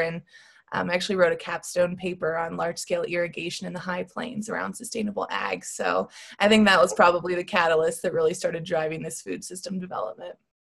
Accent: Florida, United States; moved away as an adult; also born or lived in Colorado; I'm originally from Florida

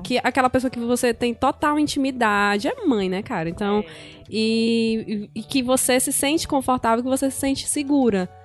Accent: Brazil; eu sou brasileira

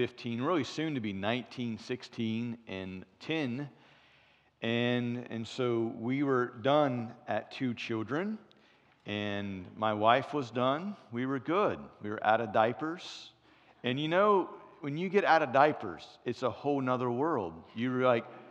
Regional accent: Cincinnati, Ohio, United States; moved away; I'm from Cincinnati originally

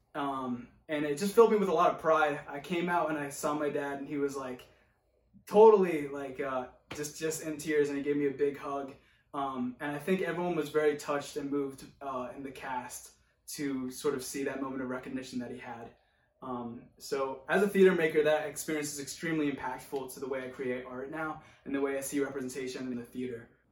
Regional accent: Oregon, United States; moved away; also born or lived in Boston / Brooklyn, New York; I grew up in a rural white community in Oregon

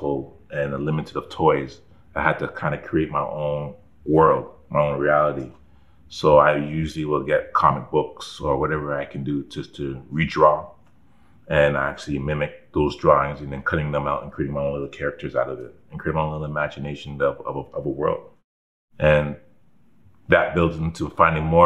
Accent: Toronto, Ontario, Canada; I was from Scarborough

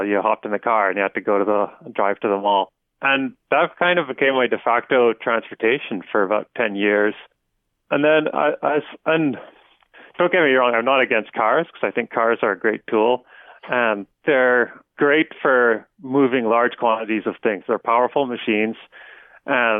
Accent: Stittsville, Ontario, Canada; I grew up in Stittsville, which is at the time, it's about 40 kilometers outside of downtown Ottawa

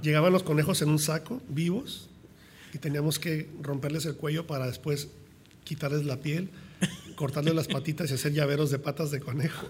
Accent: Mexico; yo soy mexicano, crecí en México

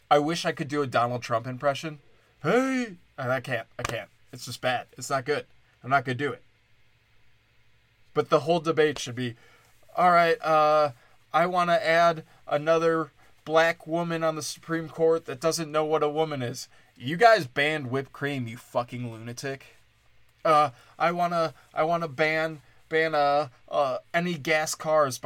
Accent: Wisconsin, United States; I'm from Wisconsin

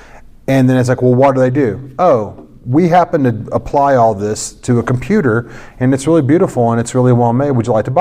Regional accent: St. Louis, Missouri, United States; I'm from St. Louis

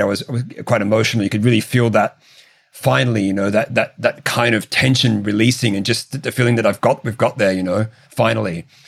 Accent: Australia; I'm an Australian

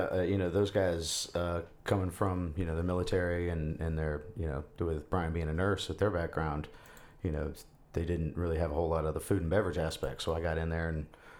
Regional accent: Charleston, South Carolina, United States; Yeah, I live in West Ashley. Okay. Yeah, I grew up in West Ashley, too. Yeah, my mom, lived on that side of town. So it's always been home.

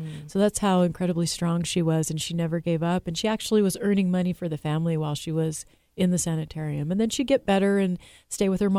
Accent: Seattle, Washington, United States; also born or lived in California; I was raised in Seattle, Washington, but I was born in California

